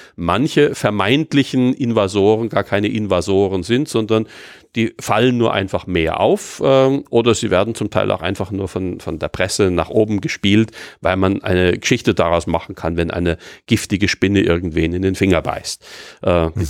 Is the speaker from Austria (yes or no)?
yes; Austria; bei uns in Österreich oder in Mitteleuropa